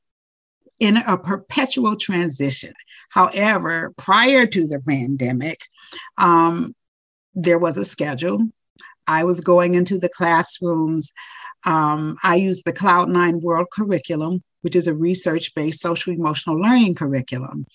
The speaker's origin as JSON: {"language": "English", "region": "Ohio", "country": "United States", "moved": "as an adult", "lives_now": "Florida, United States", "said": "I'm originally from Ohio. And I moved to Florida, supposedly for a year. And needless to say, this is my 40th year"}